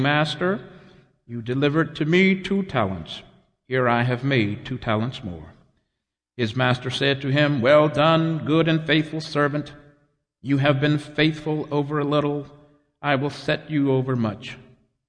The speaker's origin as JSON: {"language": "English", "region": "Texas", "country": "United States", "tie": "born or raised there", "said": "my home state of Texas"}